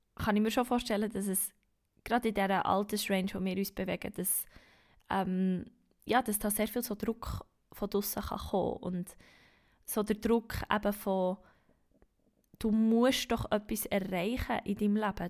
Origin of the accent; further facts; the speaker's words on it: Bern, Switzerland; Ich bin eine Berner Singer-Songwriterin